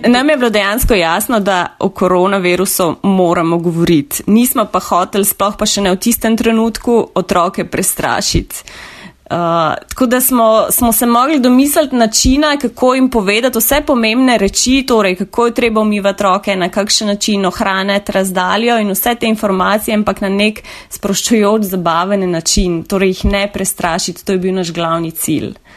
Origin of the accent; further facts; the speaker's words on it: Novo Mesto, Southeast Slovenia, Slovenia; prihajam iz Dolenske, iz Novega mesta